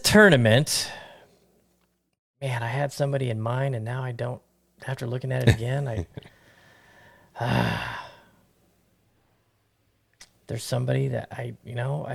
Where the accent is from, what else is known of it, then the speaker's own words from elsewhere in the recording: Las Vegas, Nevada, United States; I grew up on Nellis and DI, and when they built the AMPM right there on Twain and Nellis